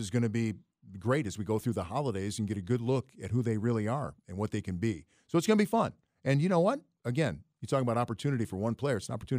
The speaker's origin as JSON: {"language": "English", "town": "Cleveland", "region": "Ohio", "country": "United States", "said": "we're from Cleveland area."}